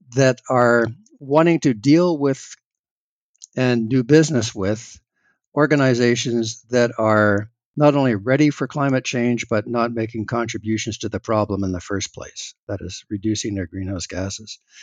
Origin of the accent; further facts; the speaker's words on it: Canada; as a Canadian